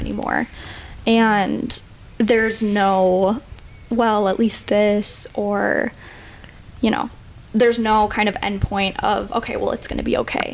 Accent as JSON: {"language": "English", "town": "St. Cloud", "region": "Minnesota", "country": "United States", "tie": "born or raised there", "said": "I am 24. I grew up in St. Cloud, Minnesota, but I've been in the cities for about six years"}